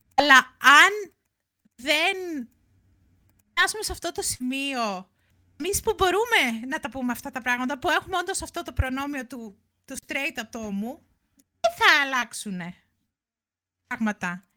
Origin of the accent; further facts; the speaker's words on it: near Ilion, Attica, Greece; είναι κοντά εκεί που μεγάλωσα